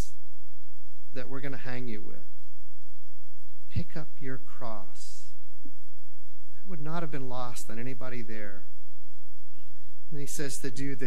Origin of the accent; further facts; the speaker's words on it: the South, United States; moved away; I came from the South